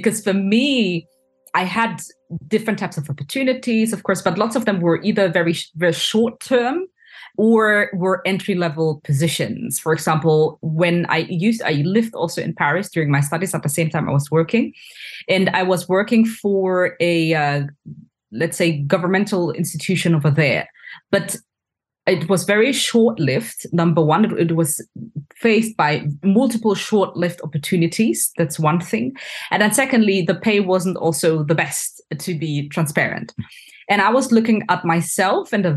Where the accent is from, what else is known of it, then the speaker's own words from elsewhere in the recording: Hanover, Lower Saxony, Germany; moved away as an adult; also born or lived in France; I'm originally from Ghana, and I was born and raised in Hanover, Germany.